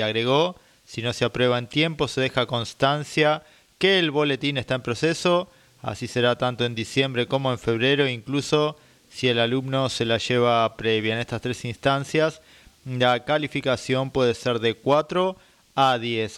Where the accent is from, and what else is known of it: Dolores, Buenos Aires Province, Argentina